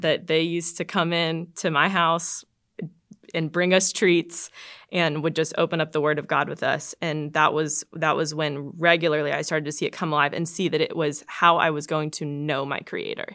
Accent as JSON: {"language": "English", "region": "Georgia", "country": "United States", "tie": "born or raised there", "said": "I went to this small church in my hometown in Georgia"}